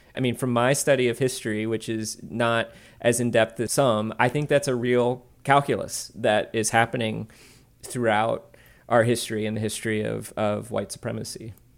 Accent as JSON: {"language": "English", "region": "the South", "country": "United States", "tie": "born or raised there", "said": "I grew up in the South in a community that I now realize was rather religious"}